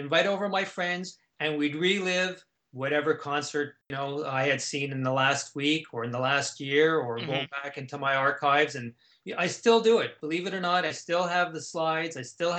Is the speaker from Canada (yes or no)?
yes; Canada; born or raised there